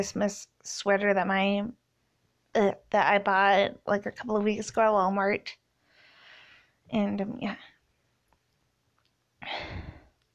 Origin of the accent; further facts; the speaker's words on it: Canada; I'm 27. I'm from Canada. I only speak English at the moment.